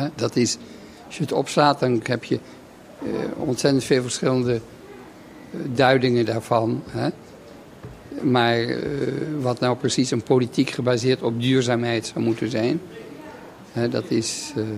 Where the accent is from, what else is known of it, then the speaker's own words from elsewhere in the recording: Netherlands; moved away; na een heel leven buiten Nederland terug te keren in, in mijn vaderland